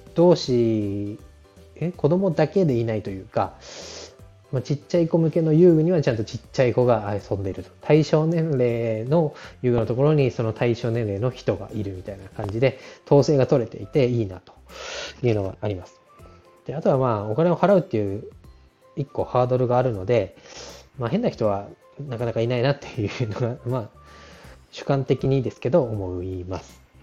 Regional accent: Tohoku, Japan; moved away; 東北の出身

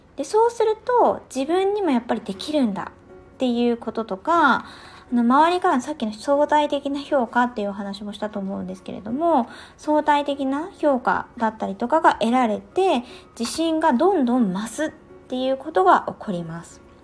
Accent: Tohoku, Japan; 東北出身な

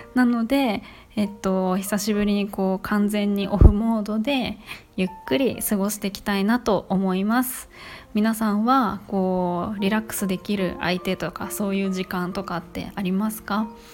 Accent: Kanto, Japan; now in Kansai, Japan; 私が生まれ育ったのも関東の方

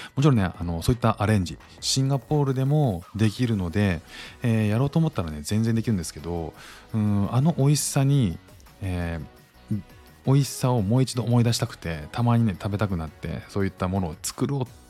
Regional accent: Kanto, Japan; now in Singapore; 僕も関東なんですけど

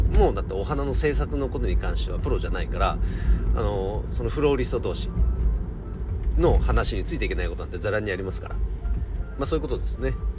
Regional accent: Nagano, Japan; also born or lived in Chikuma; 地元長野県で特に僕が住んでいる千曲市

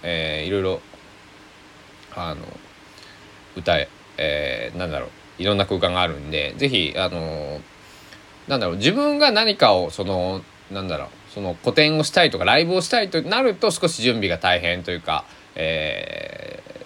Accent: Susaki, Kochi, Japan; 僕の、え生まれ育った須崎市

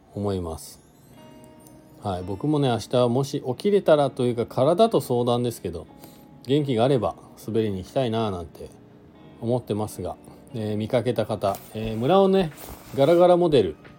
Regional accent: Shizuoka, Japan; now in Hakuba, Japan; 僕はね静岡出身なんで

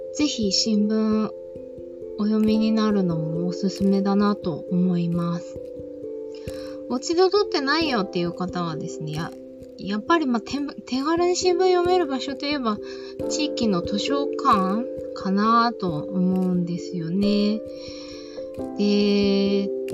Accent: Izunokuni, Shizuoka, Japan; moved away as an adult; now in Tokyo, Japan; 静岡県のそう伊豆地方伊豆の国市という地域に生まれ育ちました高校卒業とともに都内に上京し

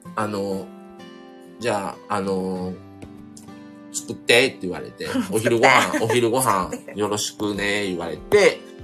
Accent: Kobe, Hyogo, Japan; accent: Kansai; also born or lived in Shiga; 今、神戸に住んでるんですね。それ神戸で育ったんですけど、僕、生まれが、あの、琵琶湖がある滋賀県

